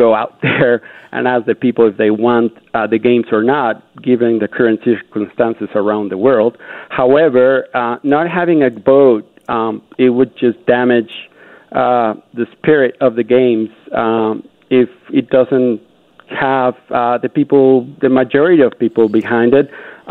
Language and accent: English; Canada; Unity, passion, being Canadian.